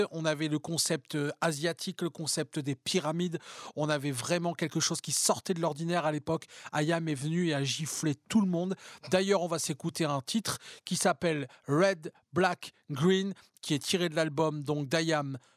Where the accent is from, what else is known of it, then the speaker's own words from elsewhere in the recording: Paris, Île-de-France, France; Je suis parisienne, je suis